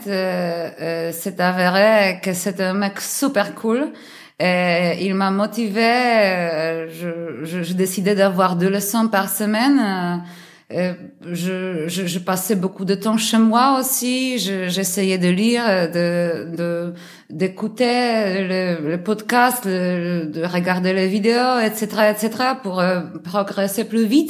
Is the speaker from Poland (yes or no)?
yes; Warsaw, Masovian Voivodeship, Poland; French is a second language; je suis polonaise de Varsovie